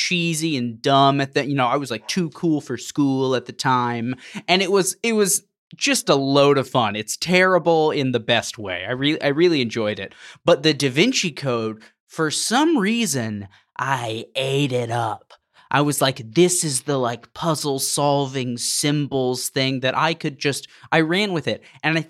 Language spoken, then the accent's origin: English; Texas, United States; where I was growing up in Texas at the time, especially involved in evangelical circles, it was a cultural phenomenon